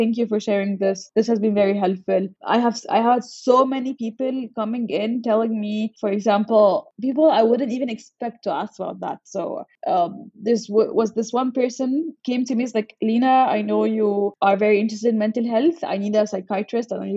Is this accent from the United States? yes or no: no; Alexandria, Alexandria Governorate, Egypt; also born or lived in Cairo; I'm originally from Alexandria